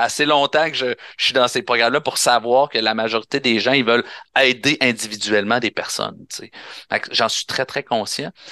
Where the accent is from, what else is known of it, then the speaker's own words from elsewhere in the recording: Quebec, Canada; On est combien de Québécois? On est rendu quoi? On est rendu à 9 millions